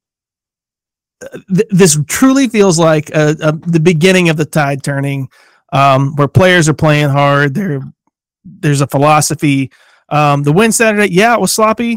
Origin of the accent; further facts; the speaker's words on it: Kingsport, Tennessee, United States; glad to be back representing Kingsport